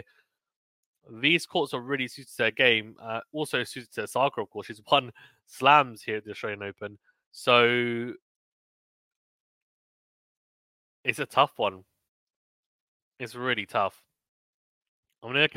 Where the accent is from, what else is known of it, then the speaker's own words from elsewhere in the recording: United Kingdom; I'm a Brit